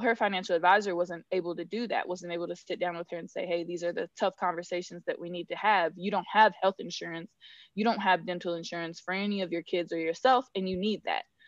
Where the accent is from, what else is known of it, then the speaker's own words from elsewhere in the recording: Northern California, United States; moved away; also born or lived in Georgia; I grew up in Northern California on a thousand acre ranch